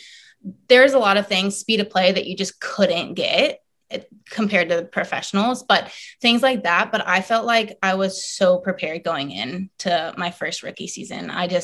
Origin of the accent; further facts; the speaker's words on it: Florida, United States; also born or lived in South Carolina / Seattle; I was born in South Carolina and lived there only for 2 years and then moved to Florida when I was two and have lived there ever since.